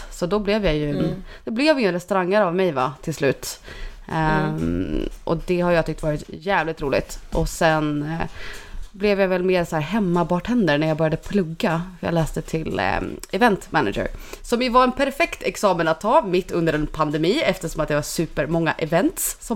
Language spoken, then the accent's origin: Swedish; Dalarna County, Sweden; accent: dalmål; now in Stockholm, Sweden; är jag från Dalarna va? Men nu har jag bott i Stockholm i ett och ett halvt år. Eh, skulle vi säga att mitt dalmål är väl inte så tydligt förutom när jag har druckit lite grann.